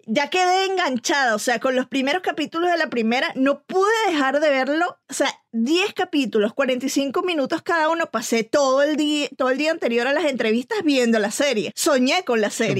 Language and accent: Spanish; Venezuela; como venezolana vengo de un país en donde se, se produjeron muy buenas novelas